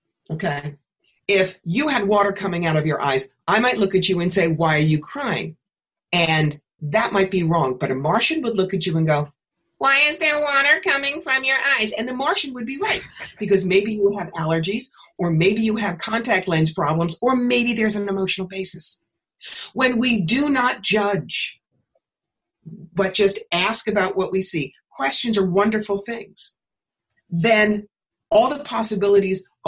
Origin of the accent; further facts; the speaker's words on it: New York, United States; moved away as an adult; also born or lived in Atlanta; I was living in Atlanta at the time, and I'm from New York. As I say here, I'm not a magnolia. I'm a bagel. I really needed to be back home.